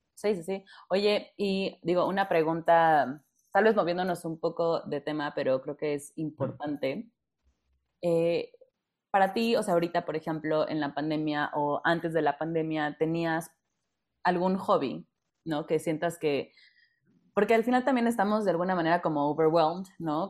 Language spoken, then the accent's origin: Spanish; Mexico; como los mexicanos